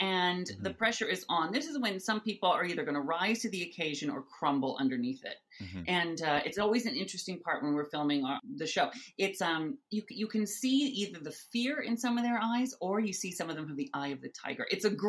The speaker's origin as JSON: {"language": "English", "region": "Washington", "country": "United States", "tie": "born or raised there", "moved": "yes", "said": "I'm sort of an honorary Canadian because I grew up in Washington State, about 45 minutes under Vancouver in a little farm town. So I would always get Canadian TV."}